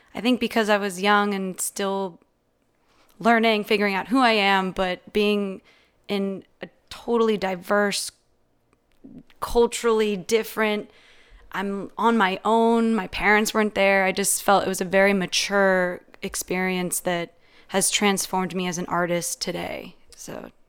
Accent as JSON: {"language": "English", "area": "San Mateo County, Bay Area", "region": "California", "country": "United States", "said": "I'm from San Francisco"}